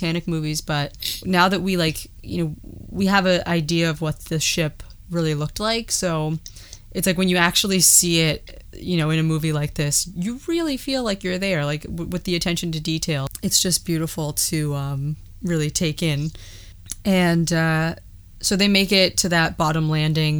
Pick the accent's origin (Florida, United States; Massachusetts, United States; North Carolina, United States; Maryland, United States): Massachusetts, United States; Boston; I'm from Boston